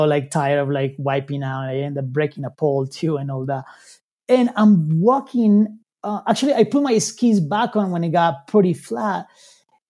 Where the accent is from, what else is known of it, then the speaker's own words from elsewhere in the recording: Colombia; moved away as an adult; now in United States; I'm from Colombia